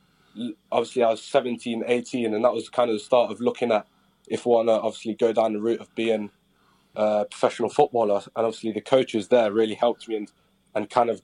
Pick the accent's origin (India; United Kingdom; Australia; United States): United Kingdom; Derby, East Midlands; I grew up in Derby, all around Derbyshire and Derby.